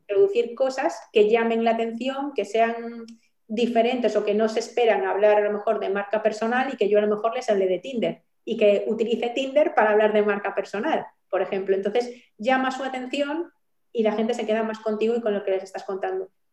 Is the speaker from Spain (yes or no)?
yes; Galicia, Spain; como buena gallega